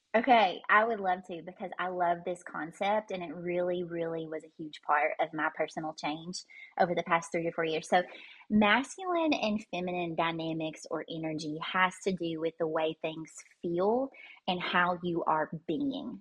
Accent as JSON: {"language": "English", "region": "Kentucky", "country": "United States", "tie": "born or raised there", "said": "I was born and raised here in Kentucky"}